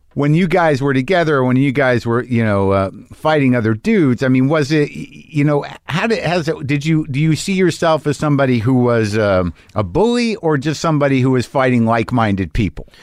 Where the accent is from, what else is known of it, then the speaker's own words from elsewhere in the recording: New Mexico, United States; I grew up in New Mexico